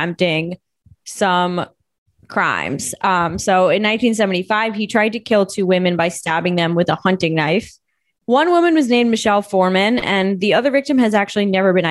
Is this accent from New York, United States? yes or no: yes; New York City, New York, United States; born or raised there